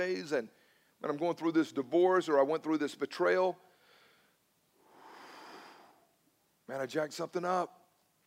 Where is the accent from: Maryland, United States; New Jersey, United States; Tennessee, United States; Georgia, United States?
Georgia, United States; Newnan; I'm from Noonan originally